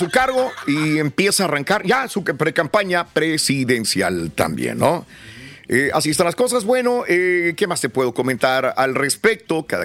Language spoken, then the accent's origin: Spanish; El Salvador; La que se fijado en El Salvador. Somos salvadoreños, se nos había olvidado por 30 años, bendito.